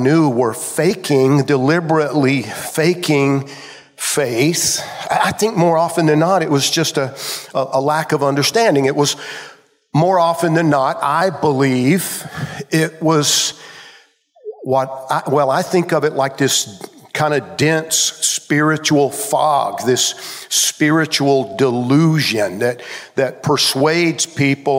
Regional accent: Georgia, United States; When I was growing up in Georgia as a kid

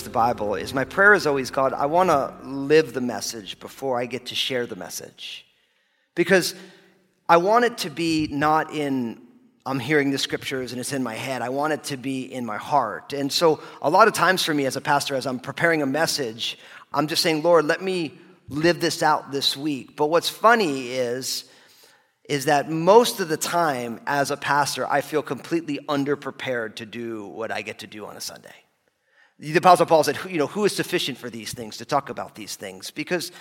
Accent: New Jersey, United States; I grew up in New Jersey, my parents came out of New York

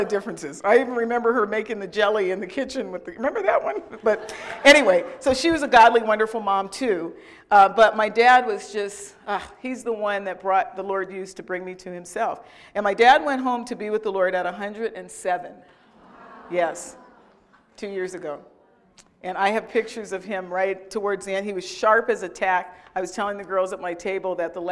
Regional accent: California, United States; I'm from California.

